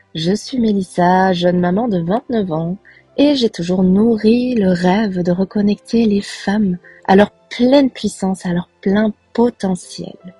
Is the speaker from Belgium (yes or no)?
yes; Belgium; also born or lived in Costa Rica; Je suis originaire de Belgique